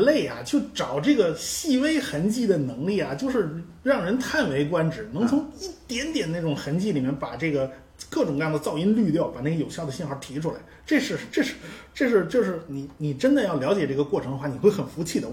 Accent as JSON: {"language": "Chinese", "country": "China", "said": "我们中国人"}